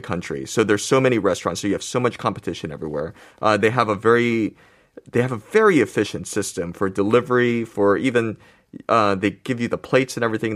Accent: United States; now in South Korea; I grew up in America

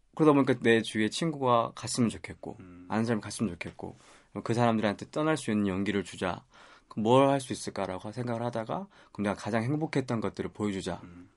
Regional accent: Busan, South Korea; now in Seoul, South Korea; 부산 출신 서울 남자라고

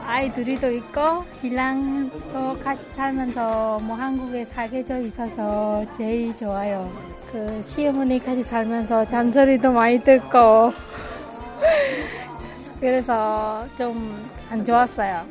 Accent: Japan; Korean is a second language; now in South Korea; 일본에서 온

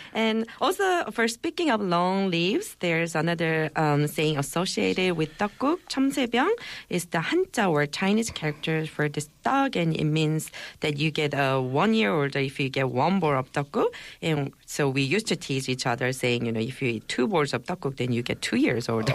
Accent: Gangwon, South Korea; in my hometown of Gangwon Province, we make a tteokguk with mandu dumplings

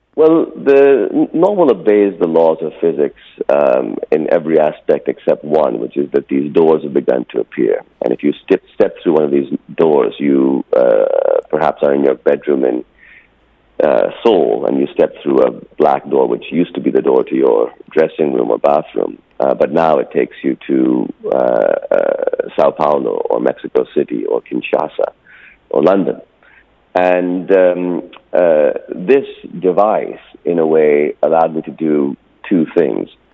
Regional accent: Pakistan; also born or lived in California, United States; I didn't speak a word of Urdu by the time I moved back to Pakistan in 1980.

